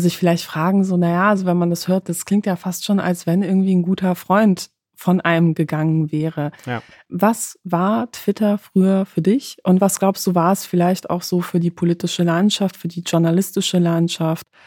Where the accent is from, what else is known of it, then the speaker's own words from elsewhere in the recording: Poland; moved away; ich komme aus Polen